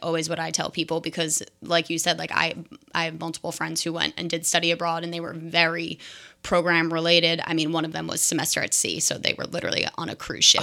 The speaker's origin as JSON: {"language": "English", "region": "New Jersey", "country": "United States", "moved": "as an adult", "lives_now": "Seattle, United States", "said": "I'm from New Jersey"}